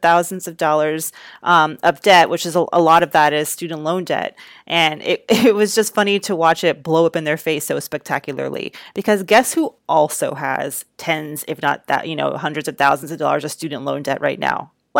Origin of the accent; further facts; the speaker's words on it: Georgia, United States; my home state of Georgia